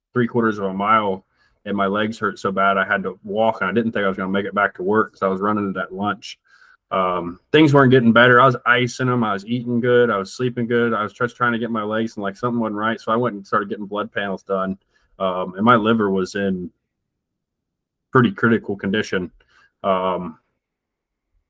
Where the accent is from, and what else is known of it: United States